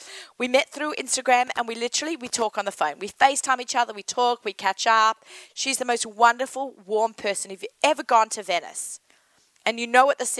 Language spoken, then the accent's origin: English; Sydney, New South Wales, Australia; accent: Australian; now in United States; Sydney, my hometown